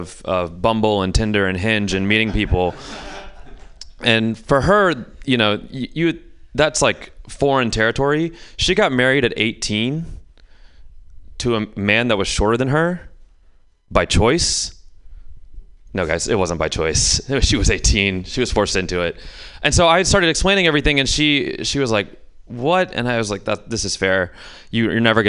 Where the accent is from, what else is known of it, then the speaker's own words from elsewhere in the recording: Houston, Texas, United States; now in San Francisco, United States; I grew up in the South, so growing up in the South